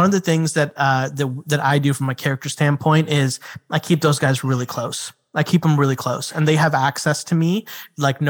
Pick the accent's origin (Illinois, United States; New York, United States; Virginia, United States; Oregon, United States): Illinois, United States; Chicago; moved away; also born or lived in South Carolina; I've got a group of friends that I've known since I was like 8 years old, 7 years old. And we grew up together in Chicago